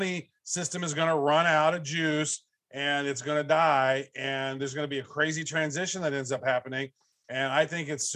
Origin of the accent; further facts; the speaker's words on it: Kansas City, United States; I'm from Kansas City